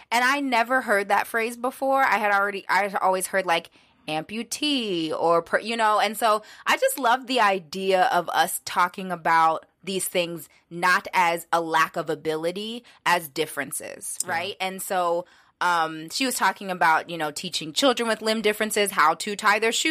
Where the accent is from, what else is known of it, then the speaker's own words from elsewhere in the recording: Pittsburgh, Pennsylvania, United States; we talked about like growing up in Pittsburgh and all the changes that have happened there.